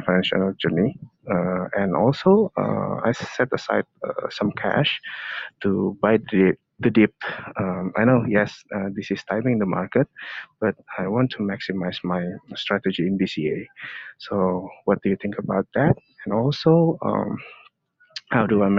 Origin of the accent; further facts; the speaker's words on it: Indonesia; I'm from Indonesia.